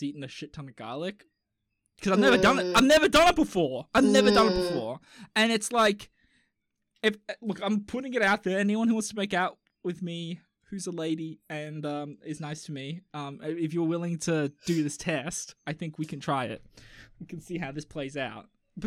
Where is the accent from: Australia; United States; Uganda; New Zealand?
Australia; I'm Aussie